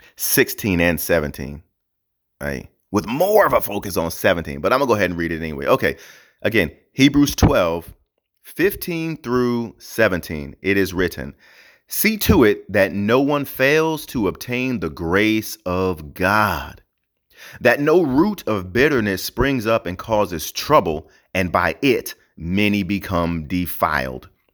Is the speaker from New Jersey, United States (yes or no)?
yes; New Jersey, United States; now in Hawaii, United States; I'm from New Jersey, right? Even though I live in Hawaii now